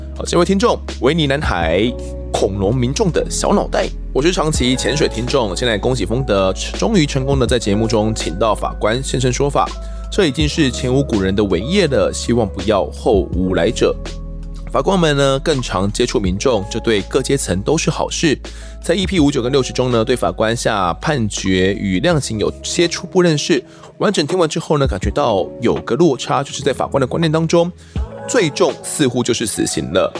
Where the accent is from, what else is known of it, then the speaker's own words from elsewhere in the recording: Mituo, Kaohsiung, Taiwan; 因为我是住弥陀啊